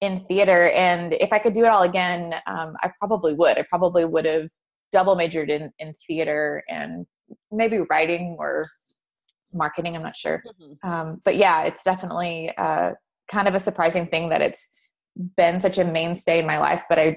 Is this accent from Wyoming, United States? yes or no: no; Nashville, Tennessee, United States; I grew up in Nashville